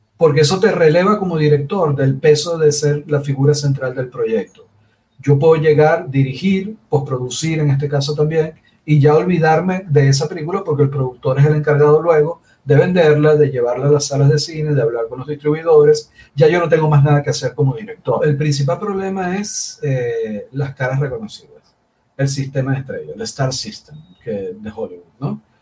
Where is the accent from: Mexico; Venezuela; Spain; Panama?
Venezuela; Maracaibo, Zulia; also born or lived in Havana, Cuba; como era del Zulia, como soy del Zulia, como soy maracucho